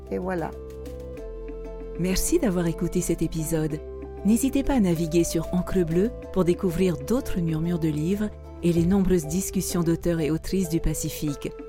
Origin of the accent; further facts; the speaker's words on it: Gambier Islands, French Polynesia; Le médecin, quand il a vu que je venais de Tahiti, des Gambiers, il n'a pas dit autre chose que nucléaire.